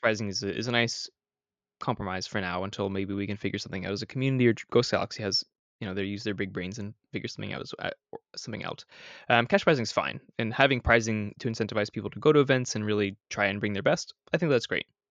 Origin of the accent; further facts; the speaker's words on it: Canada; I'm Canadian